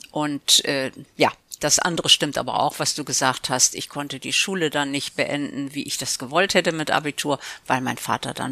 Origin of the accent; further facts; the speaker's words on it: Elbląg, Warmian-Masurian Voivodeship, Poland; born there; dann als äh, Geschäftsführer einen Job bekommen und ist mit der Familie dahin gezogen. Und deswegen bin ich in Elbing geboren.